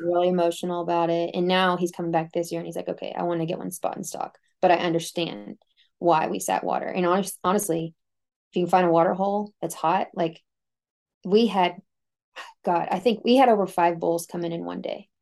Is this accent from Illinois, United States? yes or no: no; Texas, United States; moved away as an adult; I came from Texas